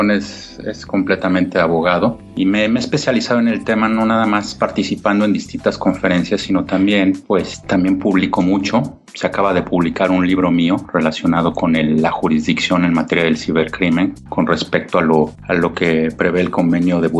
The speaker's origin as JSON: {"language": "Spanish", "region": "Mexico City", "country": "Mexico", "said": "yo soy de, yo soy mexicano, yo soy de la Ciudad de México"}